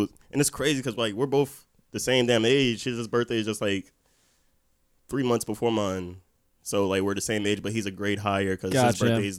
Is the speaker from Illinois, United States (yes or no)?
no; Orlando, Florida, United States; also born or lived in Miami; I'm from Orlando, man. Straight up? Yeah, born and raised. I lived in Miami for like 2 years, middle school.